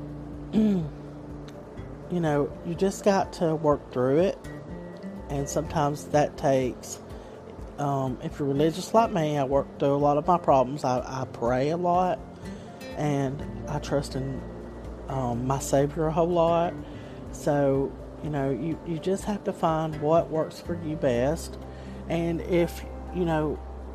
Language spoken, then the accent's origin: English; Southern, United States; accent: Southern; my accent because I'm very Southern